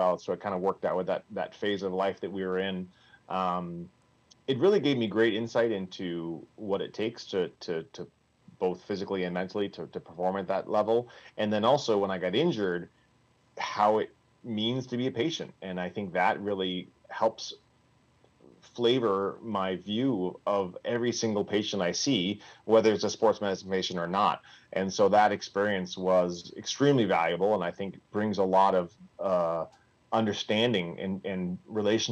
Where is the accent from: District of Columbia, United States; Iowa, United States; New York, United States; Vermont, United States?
Vermont, United States; moved away; I'm originally from Vermont. I grew up there, went to a small undergraduate school up there.